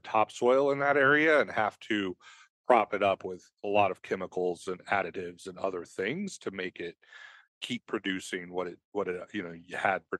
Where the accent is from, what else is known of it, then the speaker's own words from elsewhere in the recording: San Joaquin Valley, California, United States; now in Washington, United States; And I grew up in San Joaquin Valley down in California.